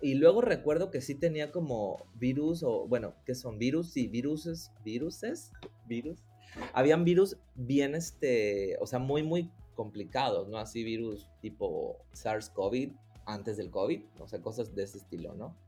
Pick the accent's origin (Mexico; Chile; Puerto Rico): Mexico; Coatzacoalcos, Veracruz; now in Mérida, Mexico; Yo nací en Coatzacoalcos, Veracruz, soy jarocho y tengo 15 años viviendo acá en, en Mérida